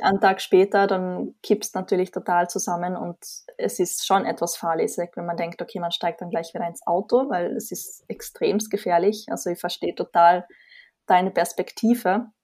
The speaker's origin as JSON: {"language": "German", "country": "Austria", "said": "Wie man vermutlich hört, komme ich aus Österreich"}